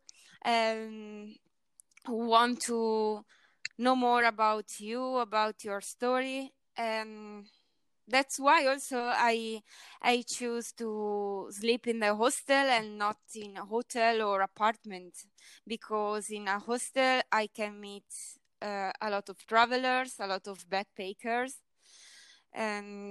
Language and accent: English; Italy; I am from Italy